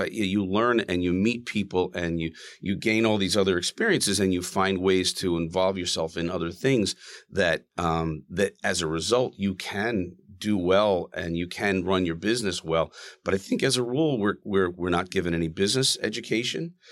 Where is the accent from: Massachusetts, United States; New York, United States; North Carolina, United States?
Massachusetts, United States; Plymouth County; now in Rumson, United States; I grew up in Plymouth County